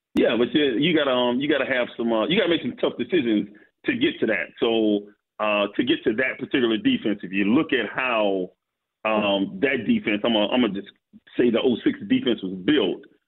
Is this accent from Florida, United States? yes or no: yes; Florida, United States; moved away; I grew up in Florida